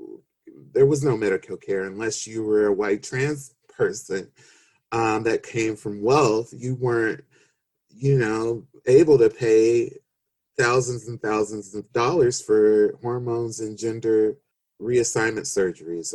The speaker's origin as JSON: {"language": "English", "town": "Los Angeles", "region": "California", "country": "United States", "tie": "born or raised there", "said": "I grew up in South Central Los Angeles, and I grew up in the hood, you know, in Watts."}